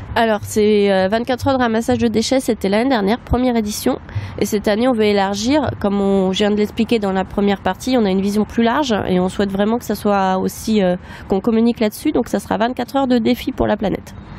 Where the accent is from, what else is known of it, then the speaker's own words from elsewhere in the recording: Nantes, Pays de la Loire, France; now in Caen, France; je suis nantaise